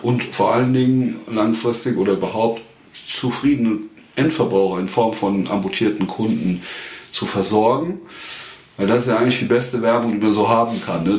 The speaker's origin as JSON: {"language": "German", "region": "Westerwald", "country": "Germany", "said": "Ich bin aus dem Westerwald"}